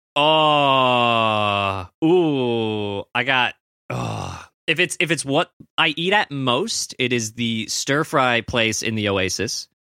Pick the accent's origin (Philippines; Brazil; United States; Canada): Canada; as a Canadian